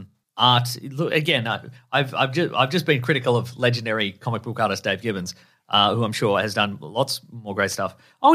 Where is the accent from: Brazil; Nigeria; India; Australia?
Australia; We're Aussie boys.